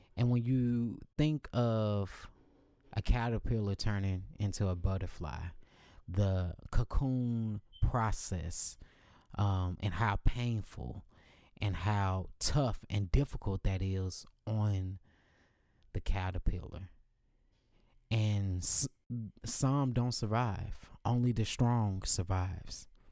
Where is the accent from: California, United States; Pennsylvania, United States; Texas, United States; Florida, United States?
Texas, United States; Dallas; moved away as an adult; now in Los Angeles, United States; I moved to Los Angeles about two years ago from my hometown of Dallas, Texas